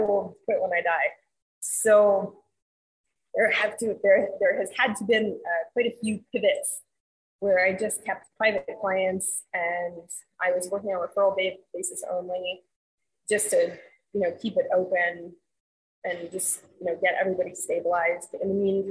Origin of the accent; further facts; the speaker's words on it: New York City, New York, United States; moved away as an adult; now in Florida, United States; I'm from New York City. I was born and raised there. I came here for school in 99